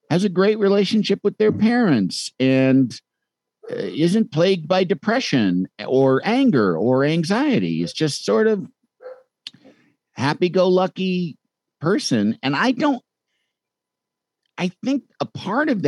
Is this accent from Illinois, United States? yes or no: yes; Chicago, Illinois, United States; moved away; I'm from Chicago